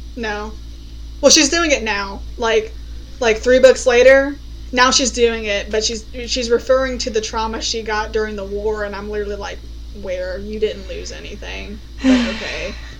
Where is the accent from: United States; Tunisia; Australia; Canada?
United States; as an American